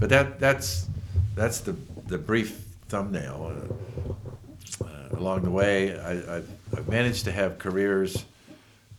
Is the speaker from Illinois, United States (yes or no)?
no; Bay Area, California, United States; moved away as an adult; also born or lived in Utah; now in Torrey, United States; I was born and raised in the Bay Area. In California